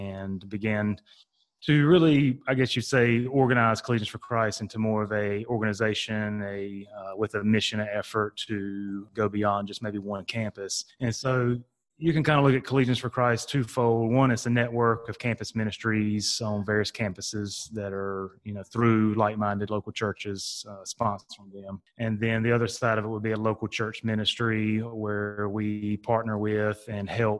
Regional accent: North Carolina, United States; I'm from North Carolina, East Coast, and born and raised there

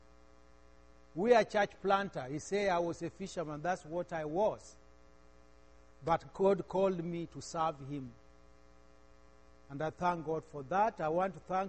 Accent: Uganda; I come from Uganda, East Africa.

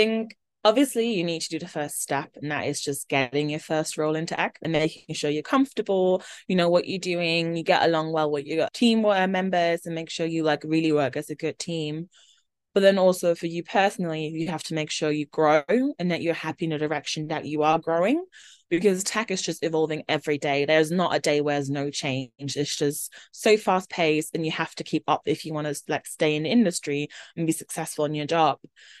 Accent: Germany; because I'm originally from Germany, so it had to be an international background check.

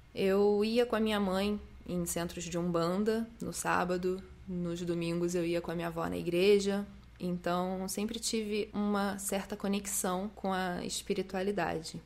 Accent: Petrópolis, Rio de Janeiro, Brazil; moved away as an adult; now in Rio de Janeiro, Brazil; saí de Petrópolis, que foi onde eu fui criada, vim para o Rio de Janeiro morar com o meu namorado

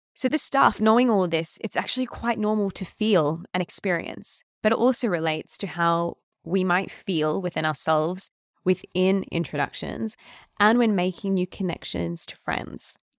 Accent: Melbourne, Victoria, Australia; I'm from Melbourne

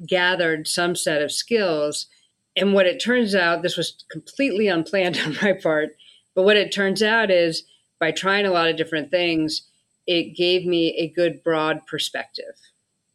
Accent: Northern Virginia, United States; moved away as an adult; also born or lived in North of San Francisco Bay Area, California; I grew up in the Northern Virginia area.

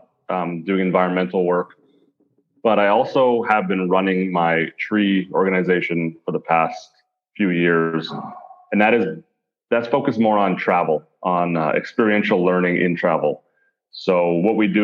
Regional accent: Calgary, Alberta, Canada; I'm from Calgary, Alberta in Canada, which is the Texas of Canada

